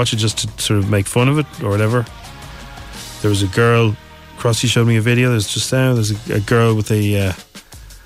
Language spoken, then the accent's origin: English; Ireland; I'm Irish